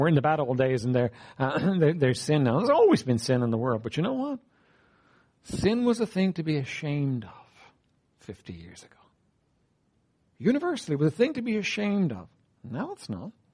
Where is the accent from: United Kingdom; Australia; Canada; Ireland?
Ireland; I'm an Irish man.